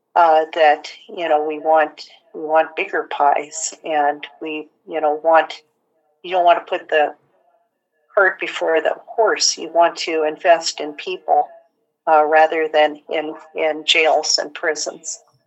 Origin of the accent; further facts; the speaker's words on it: Portland, Oregon, United States; now in Tacoma, United States; I grew up in Portland